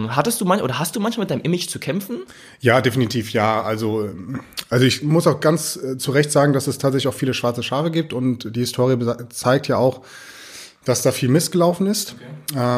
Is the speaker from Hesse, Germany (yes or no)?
yes; Friedberg, Hesse, Germany; und bin tatsächlich ja hier in äh, in Deutschland groß geworden, in Friedberg. Die Idylle Hessens.